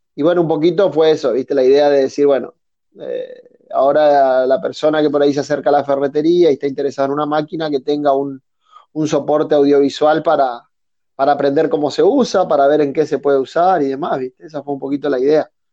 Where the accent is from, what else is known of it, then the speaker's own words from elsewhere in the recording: Resistencia, Chaco, Argentina; soy oriundo de Resistencia, Chaco, al norte de Argentina